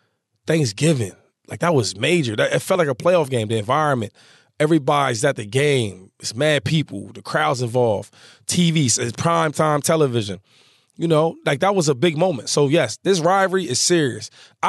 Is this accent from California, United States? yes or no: no; Harrisburg, Pennsylvania, United States; He's a Harrisburg guy from my hometown.